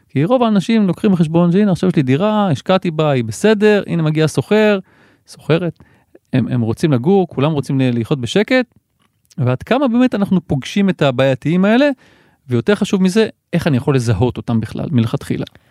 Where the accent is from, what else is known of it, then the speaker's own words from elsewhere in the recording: Givatayim, Tel Aviv District, Israel; אני יליד גבעתיים